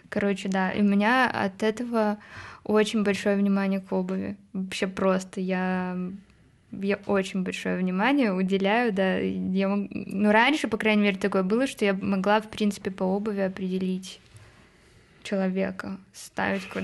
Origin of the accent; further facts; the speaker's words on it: Moscow, Russia; also born or lived in Odesa; Вот, в трех лет я живу в Москве с родителями.